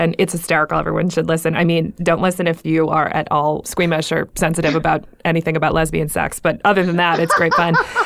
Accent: Buffalo, New York, United States; moved away; also born or lived in Takoma Park, Maryland; We grew up together in Buffalo, New York

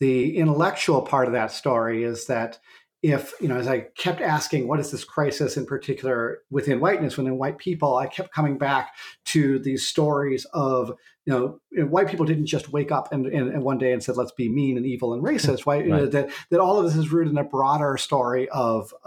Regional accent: Clancy, Montana, United States; I grew up outside Clancy, Montana, in a gulch called Lump Gulch.

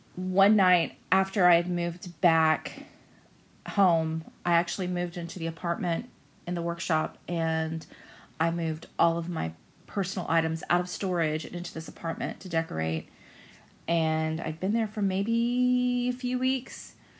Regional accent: Central Florida, United States; I'm from Central Florida.

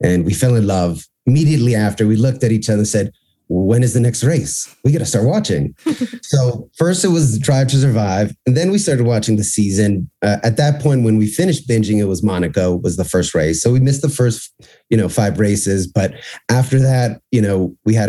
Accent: Miami, Florida, United States; also born or lived in New York; I grew up in Miami, lived in New York for a while, but we live in Miami

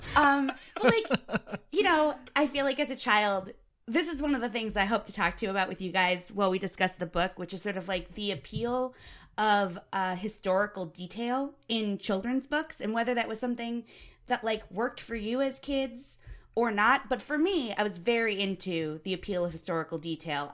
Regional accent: Boston, Massachusetts, United States; also born or lived in Ohio; I was born in Boston

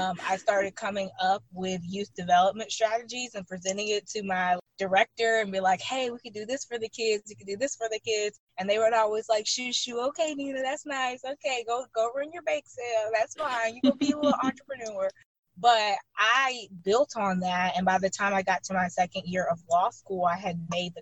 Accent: Birmingham, Alabama, United States; I am born and raised in Birmingham, Alabama

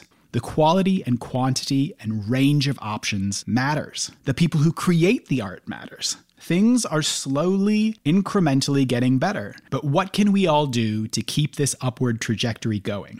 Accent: United States; I grew up in the States

